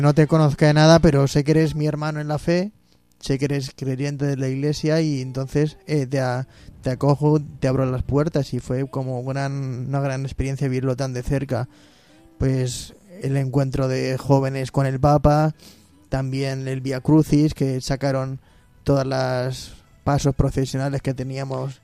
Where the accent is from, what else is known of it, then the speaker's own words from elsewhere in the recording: Móstoles, Community of Madrid, Spain; yo soy de Monsters